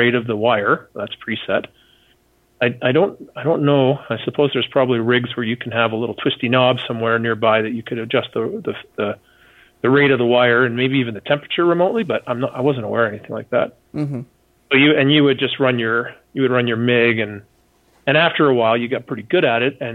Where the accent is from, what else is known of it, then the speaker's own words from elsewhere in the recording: Canada; I'm some goof from Canada.